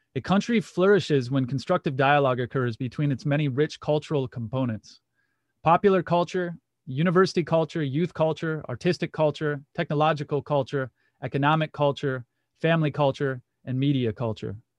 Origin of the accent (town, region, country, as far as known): Muskegon, Michigan, United States; born or raised there